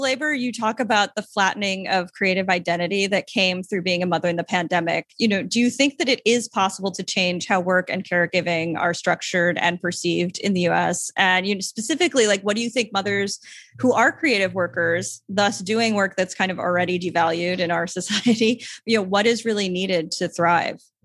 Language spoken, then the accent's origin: English; Long Island, New York, United States; moved away as an adult; now in San Juan, Puerto Rico; I'm from Long Island, but I spent a lot of time in New York City.